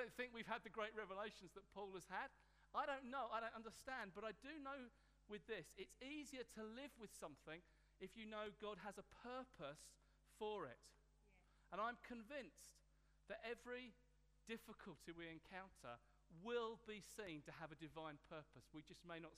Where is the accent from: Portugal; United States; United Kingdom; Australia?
United Kingdom; Hastings, South East England; In my hometown, Hastings